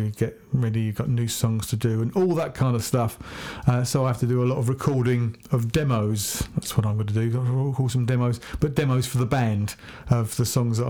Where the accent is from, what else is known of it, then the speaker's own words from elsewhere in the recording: Hampshire, South East England, United Kingdom; I'm Hampshire hog